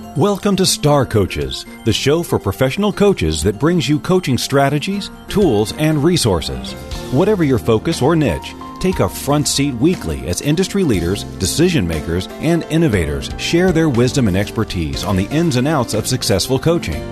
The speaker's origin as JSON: {"language": "English", "town": "Brighton", "region": "Michigan", "country": "United States", "tie": "born or raised there", "said": "I'm from a place Brighton, Michigan"}